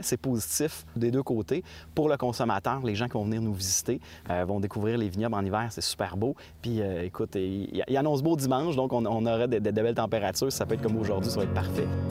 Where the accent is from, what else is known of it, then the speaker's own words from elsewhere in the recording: Quebec, Canada; notre identité en tant que Québécois